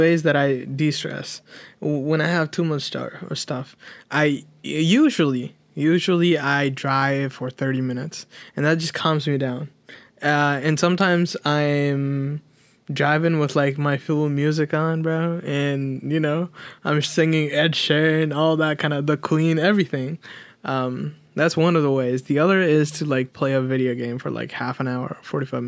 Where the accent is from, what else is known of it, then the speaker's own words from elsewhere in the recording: Nepal; now in United States; we're both from Nepal, right? We're both, we both came to America as a refugee, as a Nepalese refugee